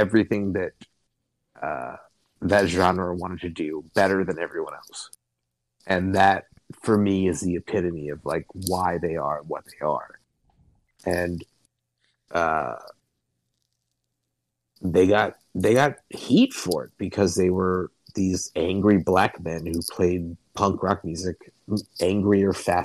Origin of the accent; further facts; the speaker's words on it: Baltimore, Maryland, United States; moved away; being like an East Coast guy, I'm from Baltimore, so like DC's not far away